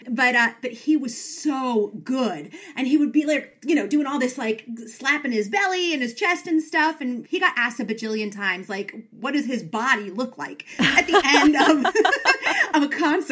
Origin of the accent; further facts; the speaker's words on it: New York, United States; now in Washington, DC, United States; I'm from New York.